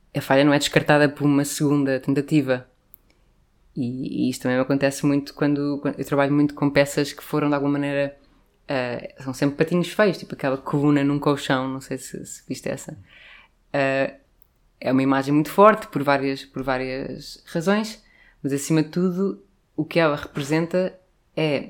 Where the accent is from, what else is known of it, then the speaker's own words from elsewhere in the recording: Lisbon, Portugal; cresci no Príncipe Real